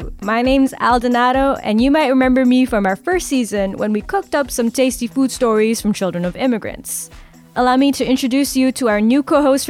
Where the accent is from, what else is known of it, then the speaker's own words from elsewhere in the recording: Canada; as a Filipino-Canadian who was born here